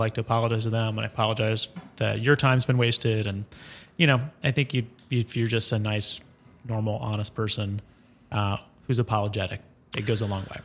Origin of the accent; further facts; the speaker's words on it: Columbia, South Carolina, United States; now in New York, United States; I'm from Columbia, South Carolina